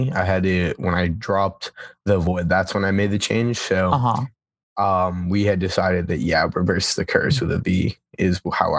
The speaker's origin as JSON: {"language": "English", "region": "Massachusetts", "country": "United States", "said": "Massachusetts. Did I say that right? I sound like I had a lisp."}